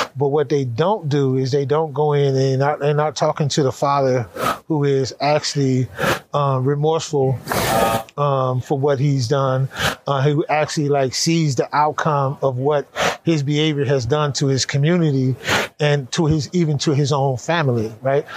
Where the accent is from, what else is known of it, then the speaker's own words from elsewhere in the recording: California, United States; I grew up in California, gang banging in that whole world